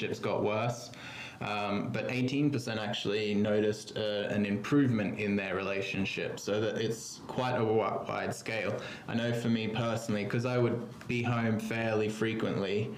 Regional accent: Australia; moved away as an adult; now in London, United Kingdom; I'm an Australian, but have been living in London for 8 years now.

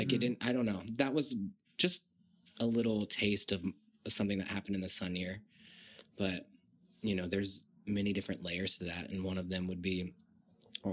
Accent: Virginia, United States; I grew up in Virginia

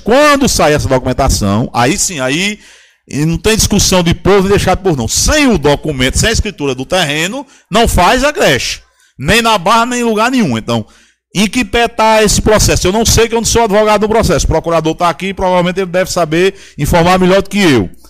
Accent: Pitombeira, Paraíba, Brazil; desde que eu nasci na Pitombeira

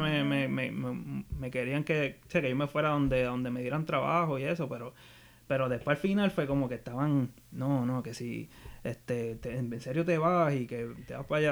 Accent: Arecibo, Puerto Rico; also born or lived in Mayagüez; yo toda la vida me crié en Arecibo, soy, soy de Arecibo, Puerto Rico

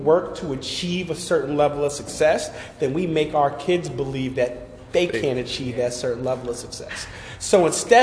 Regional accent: Schenectady, New York, United States; I'm from Schenectady

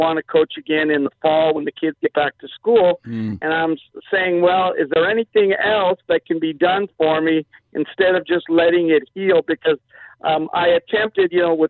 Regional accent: Los Angeles, California, United States; moved away; also born or lived in Orange County / Arizona / Kansas City; San Pedro. But I've been around, lived in Orange County, lived in Arizona, lived in Kansas City, but most of my time in San Pedro.

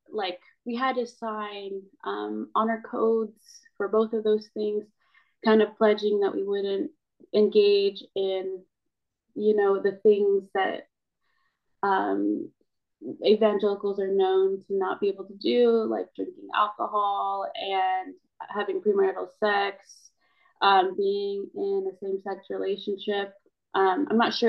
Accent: United States; I am Filipino and I'm a Filipino American as well

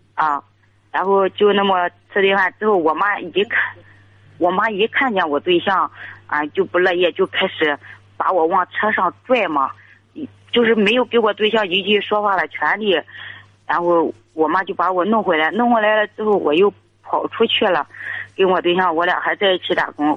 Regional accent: Liaocheng, Shandong, China; 我是聊城的

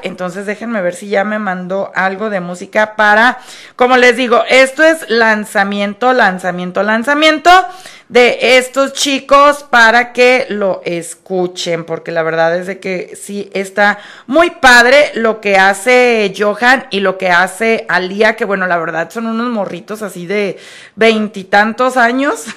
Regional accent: Guadalajara, Jalisco, Mexico; los tapatíos que somos mexicanos

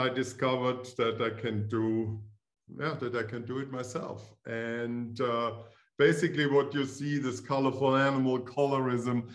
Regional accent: Styria, Austria; English is a second language; moved away as an adult; also born or lived in Vienna; now in United States; I'm from Austria. I'm actually from the same province than Arnold

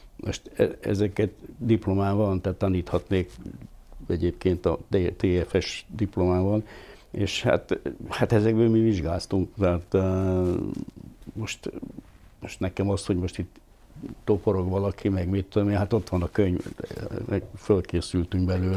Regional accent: Hungary; moved away as an adult; also born or lived in Budapest; vidéki srác vagyok, és most ahhoz, hogy Pesten kellett élnem

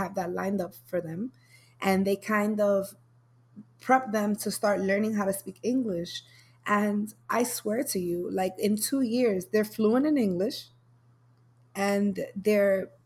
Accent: New York City, New York, United States; I'm from New York. And if you're from the Bronx and you went to school in Riverdale

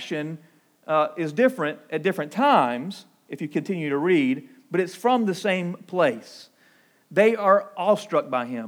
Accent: Claxton, Georgia, United States; my hometown in Claxton

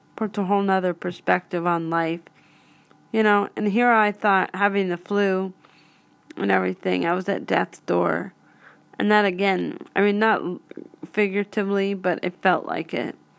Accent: Pittsburgh, Pennsylvania, United States; I'm from Pittsburgh

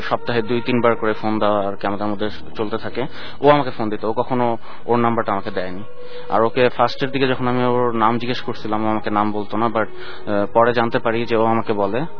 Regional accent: Wari, Dhaka Division, Bangladesh; আমি ওয়ারি

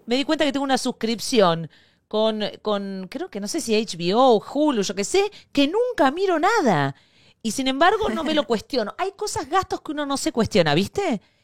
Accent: Argentina; moved away as an adult; also born or lived in Spain; Yo me fui de Argentina

